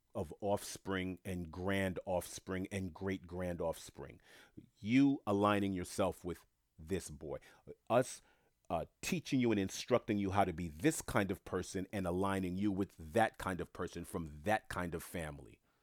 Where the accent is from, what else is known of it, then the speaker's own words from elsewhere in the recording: United States; I was born in America first generation